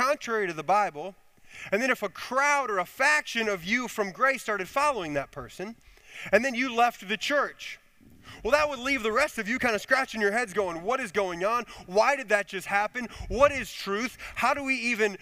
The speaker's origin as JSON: {"language": "English", "town": "Chicago", "region": "Illinois", "country": "United States", "tie": "born or raised there", "also_born_or_lived": "Connecticut", "moved": "as an adult", "said": "I grew up in Illinois, in the Chicago area"}